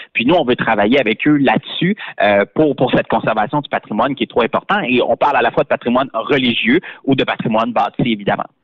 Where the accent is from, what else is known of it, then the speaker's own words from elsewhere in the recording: Beauce, Quebec, Canada; chez nous en Beauce